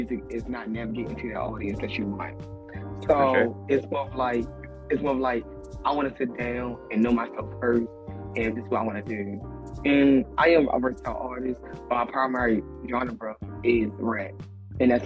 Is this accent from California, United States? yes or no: no; Baltimore, Maryland, United States; I'm from Baltimore